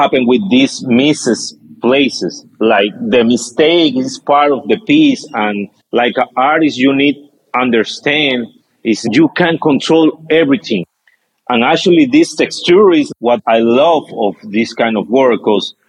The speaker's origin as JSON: {"language": "English", "country": "Peru", "said": "I'm so Peruvian"}